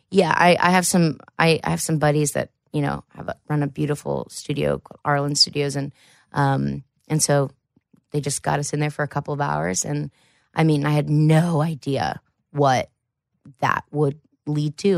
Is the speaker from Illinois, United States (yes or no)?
no; Jackson, Ohio, United States; also born or lived in Columbus, Ohio / Wellston, Ohio; I actually am from Southern Ohio